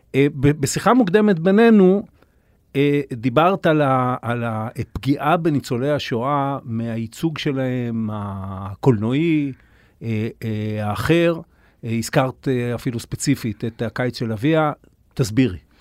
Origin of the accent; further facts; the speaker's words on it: Kiryat Bialik, Haifa District, Israel; אני גדלתי בקריות, אה, בקריית ביאליק